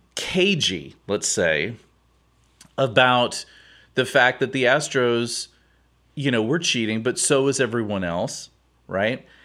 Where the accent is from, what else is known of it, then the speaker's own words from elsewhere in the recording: Houston, Texas, United States; I grew up here in Houston